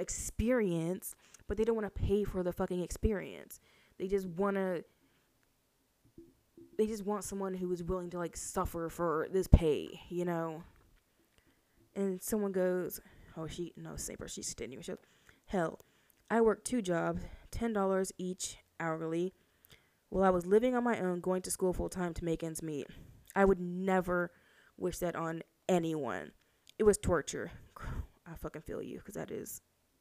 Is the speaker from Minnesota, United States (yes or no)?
no; Houston, Texas, United States; I'm from Houston